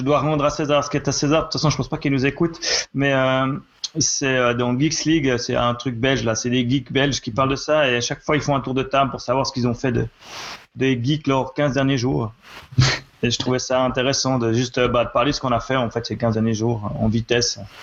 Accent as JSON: {"language": "French", "country": "Switzerland", "said": "chez nous en Suisse"}